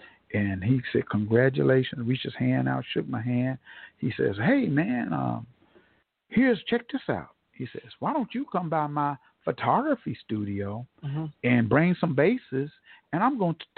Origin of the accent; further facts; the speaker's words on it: Tulsa, Oklahoma, United States; told them I'm from Tulsa, Oklahoma